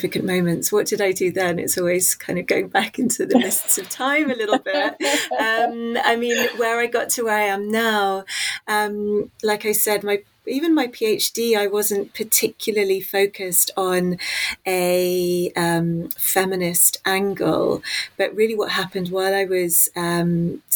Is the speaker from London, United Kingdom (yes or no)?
yes; London, United Kingdom; I was born in West London near a central hub called Paddington. And I went to school in Hammersmith